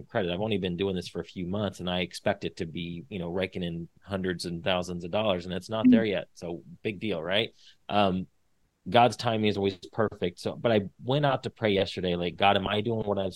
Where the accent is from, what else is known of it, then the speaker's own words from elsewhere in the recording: Indiana, United States; moved away as an adult; now in Texas, United States; I'm from Indiana originally, moved to Texas in 2008, got married.